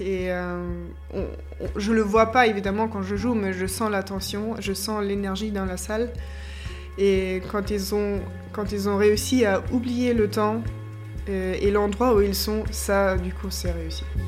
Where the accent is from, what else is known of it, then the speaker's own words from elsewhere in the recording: Austria; moved away as an adult; also born or lived in Germany; now in Limoges, France; je viens de l'Autriche